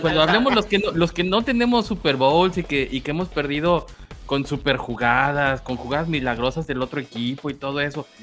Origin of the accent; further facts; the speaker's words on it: Mexico; como buenos este, mexicanos que somos